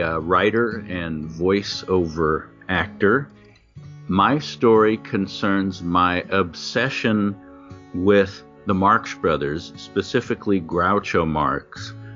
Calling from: Los Angeles, California, United States; I'm calling from Studio City, California

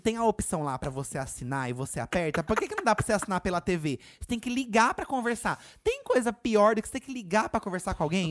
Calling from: interior of São Paulo, Brazil; falo do interior de São Paulo

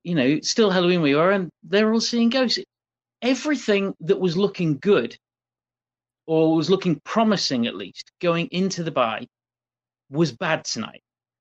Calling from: South East England, United Kingdom; I say good morning because I'm calling from Surrey in the UK, where it's 20 past 4 a.m.

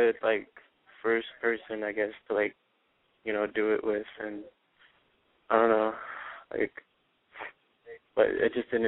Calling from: Moreno Valley, California, United States; All right … I'm 17, and I'm calling from Moreno Valley.

